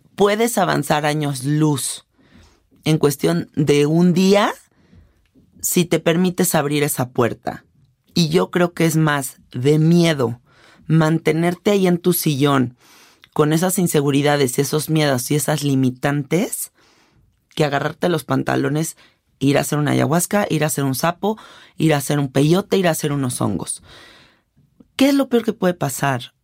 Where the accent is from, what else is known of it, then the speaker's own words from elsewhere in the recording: Mexico; yo soy una mujer mexicana de 33 años